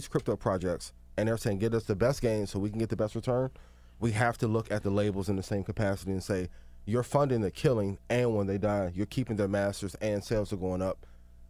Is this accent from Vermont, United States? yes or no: no; East Chicago, Indiana, United States; I'm from East Chicago, Indiana. There's a lot of killings that were happening in Chicago before a lot of Chicago rappers were popular.